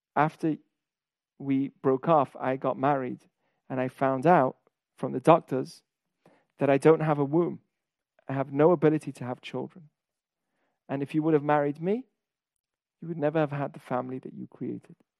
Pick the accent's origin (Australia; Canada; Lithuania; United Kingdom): United Kingdom; England; I'm from England.